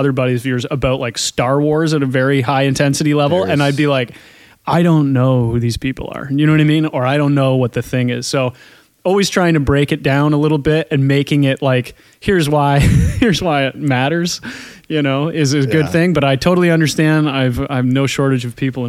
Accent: Scotland, United Kingdom; as a Scot

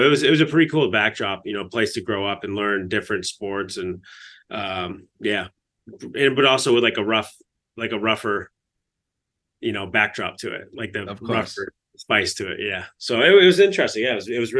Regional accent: Fulton, New York, United States; Yeah, it's an interesting time in Fulton, New York. It's a small little town. It's like a factory town.

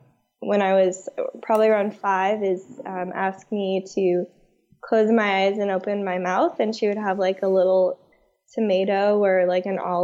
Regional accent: Northridge, California, United States

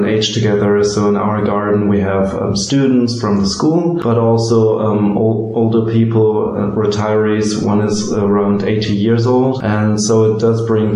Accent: Berlin, Germany; I grew up here in Berlin, I just approached my old schools

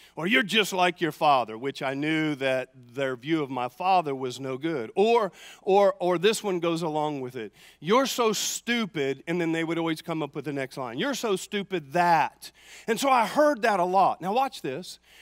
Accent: the South, United States; I grew up in the South

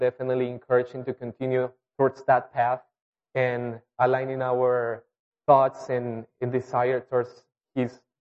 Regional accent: Colombia; English is a second language; moved away as an adult; We were all born and raised in Colombia

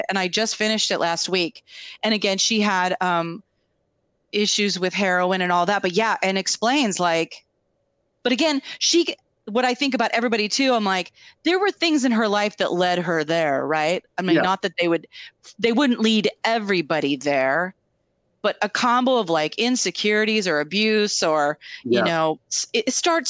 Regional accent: the Northwest, Pacific Northwest, United States; we're from the Northwest.

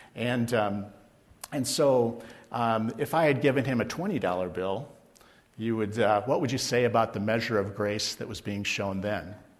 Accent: Mason City, Iowa, United States; I was born in Mason City, Iowa, in northern Iowa

